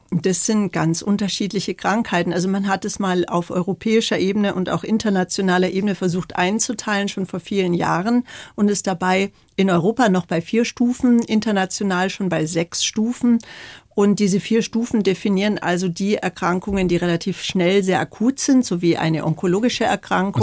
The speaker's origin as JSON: {"language": "German", "town": "Bolzano", "region": "Trentino-Alto Adige", "country": "Italy", "tie": "born or raised there", "said": "Ich bin ja in Bozen geboren, mhm. im Gräserhof"}